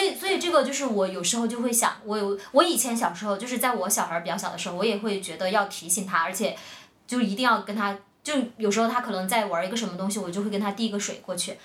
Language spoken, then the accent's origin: Chinese; China; 我们就说中国